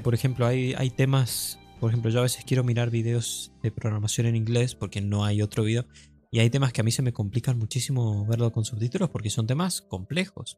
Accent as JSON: {"language": "Spanish", "country": "Argentina", "said": "somos argentinos"}